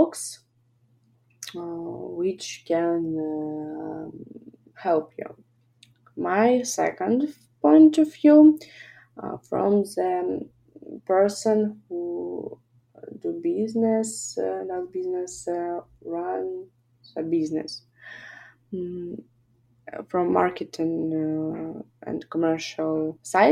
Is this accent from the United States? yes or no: no; Kharkiv, Kharkiv Oblast, Ukraine; I'm originally from Kharkiv